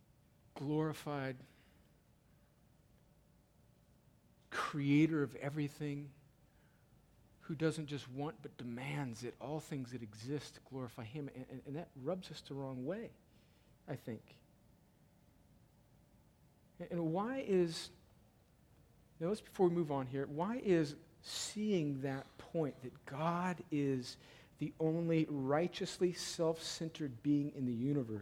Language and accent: English; California, United States; I'm a Californian